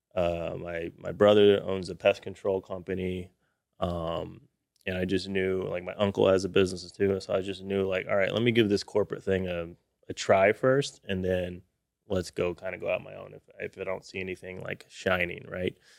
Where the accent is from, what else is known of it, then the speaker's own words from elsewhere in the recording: Austin, Texas, United States; Grew up in Austin, Texas